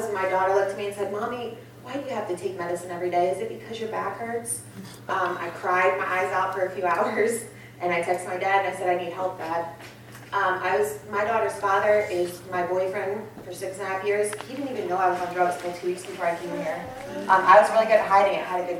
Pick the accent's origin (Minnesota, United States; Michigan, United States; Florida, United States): Florida, United States; Cocoa; Like, I was raised in Cocoa, Florida. I'm from dope boy dreams and cocaine fantasies, baby.